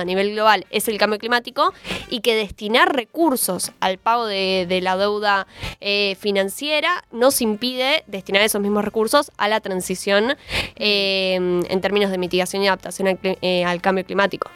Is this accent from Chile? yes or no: no; Argentina; necesitamos como Argentina